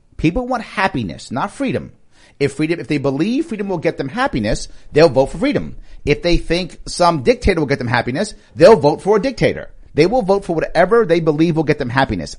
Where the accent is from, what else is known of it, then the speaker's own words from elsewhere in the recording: New York, United States; I'm a New Yorker.